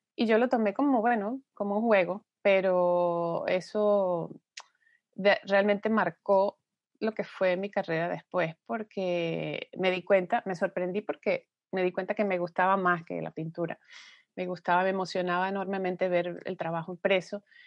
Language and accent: Spanish; Venezuela; moved away; somos venezolanos, que estamos regados por todas partes del mundo